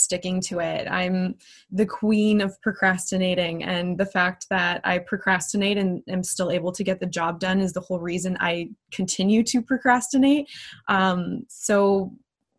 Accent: a little town south of Winnipeg, Manitoba, Canada; I grew up in a little town south of Winnipeg, Manitoba. The town is called L'Atelier.

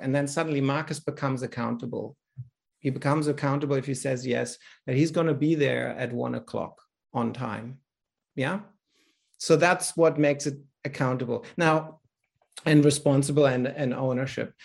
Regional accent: Berlin, Germany; accent: German; English is a second language; now in Australia; I'm born in Europe in Berlin. In fact, actually, I was born behind the Iron Curtain.

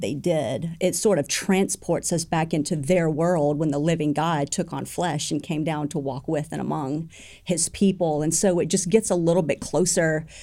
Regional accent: United States

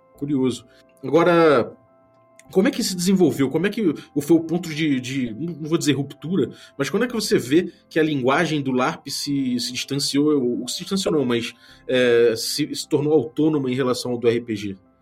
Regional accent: Rio de Janeiro, Brazil; como bom carioca

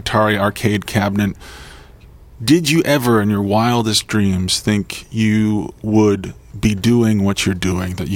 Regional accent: United States; now in Vancouver, Canada; I'm from the States

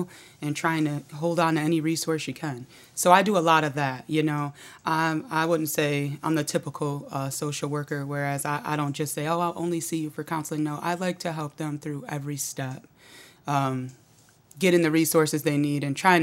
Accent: Auburn, New York, United States; moved away as an adult; now in Syracuse, United States; I grew up in Auburn

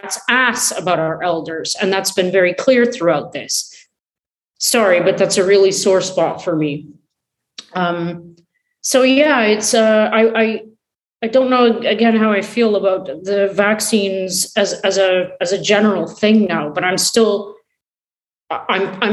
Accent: Canada; I'm Canadian

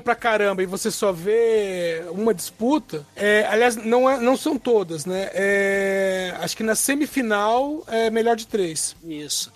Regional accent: interior of Minas Gerais, Brazil; eu sou do interior de Minas e lá na minha cidade tem a tradição de beber o morto

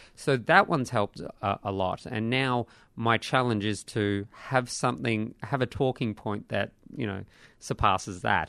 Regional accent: Australia

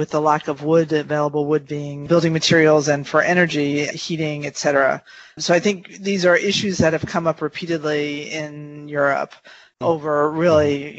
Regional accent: United States; moved away; as an American practicing abroad

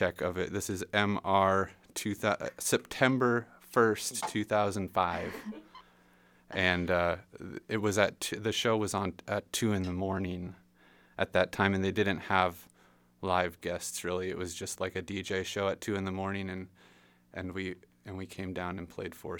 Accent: Indiana, United States; also born or lived in Michigan / Massachusetts; me and Lucas are from Indiana

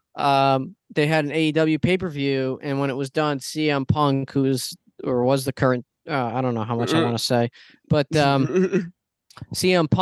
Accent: Paterson, New Jersey, United States; I was born in Patterson. I'm from the ghetto

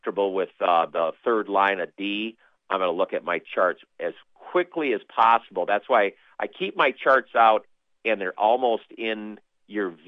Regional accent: Minnesota, United States; accent: Minnesota talk; moved away as an adult; also born or lived in Neosho, Missouri; I'm back to Minnesota talk, you know, with the extra O's and A's

